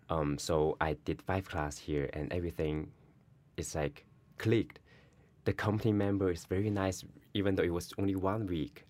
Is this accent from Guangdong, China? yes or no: yes; Guangdong, China; now in New York City, United States; I am from China, Guangdong.